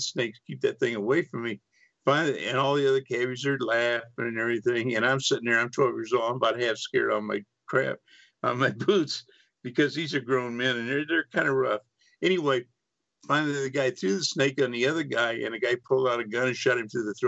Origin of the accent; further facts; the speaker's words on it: Freeport, Texas, United States; I grew up in East Texas on the Gulf Coast